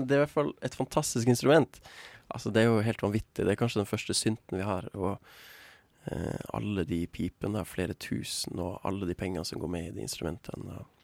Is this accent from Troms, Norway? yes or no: yes; Tromsø, Troms, Norway; Jeg kommer fra Tromsø